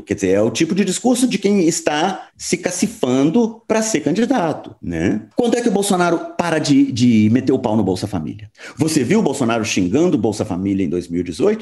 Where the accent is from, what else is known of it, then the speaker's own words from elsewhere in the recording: Uberaba, Minas Gerais, Brazil; moved away; é de lá que eu venho, eu nasci em Uberaba e retorno com muita frequência a esse mundo